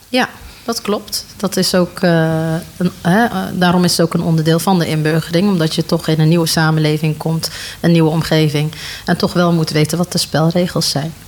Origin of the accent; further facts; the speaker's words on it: 's-Hertogenbosch, North Brabant, Netherlands; ik eh, ben eh, geboren en opgegroeid in Den Bosch